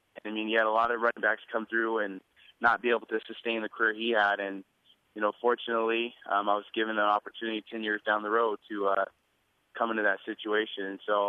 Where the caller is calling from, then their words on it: Visalia, California, United States; I'm actually in Visalia, California right now.